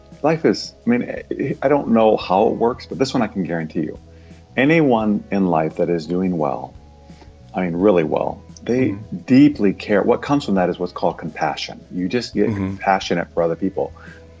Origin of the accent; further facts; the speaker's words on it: Iowa, United States; moved away; I grew up in Iowa, you know, typical Midwestern kind of guy